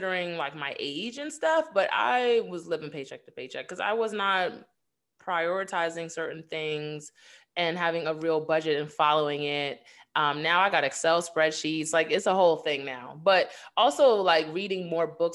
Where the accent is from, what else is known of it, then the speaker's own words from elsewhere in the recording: New York, United States; growing up in New York